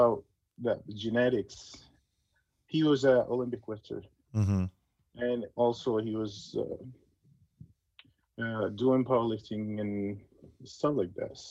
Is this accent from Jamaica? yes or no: no; Egypt; moved away as an adult; now in United States; growing up in Egypt is such a great experience and very good